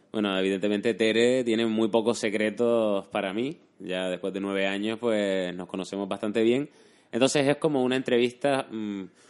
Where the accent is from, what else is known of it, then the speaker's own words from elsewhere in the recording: Canary Islands, Spain; moved away; soy canario, no estoy genéticamente preparado para estas temperaturas.